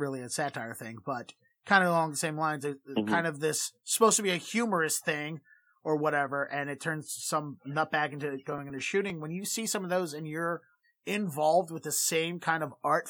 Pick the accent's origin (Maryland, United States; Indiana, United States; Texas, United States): Maryland, United States; Baltimore; now in Boston, United States; I grew up in Baltimore